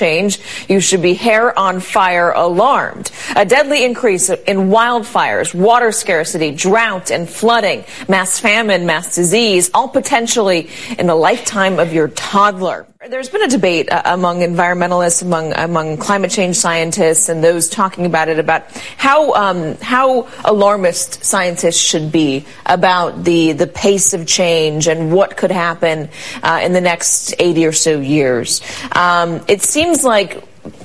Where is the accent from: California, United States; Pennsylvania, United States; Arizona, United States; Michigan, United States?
California, United States; Los Angeles; I grew up in Los Angeles.